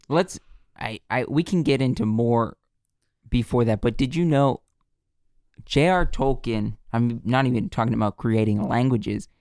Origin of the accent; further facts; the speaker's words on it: United States; we're from America